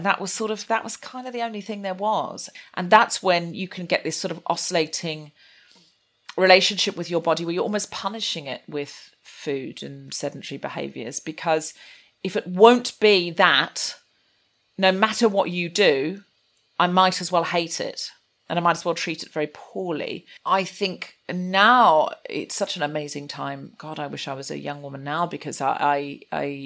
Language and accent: English; Gold Coast, Queensland, Australia; I was raised on the Gold Coast in Queensland in Australia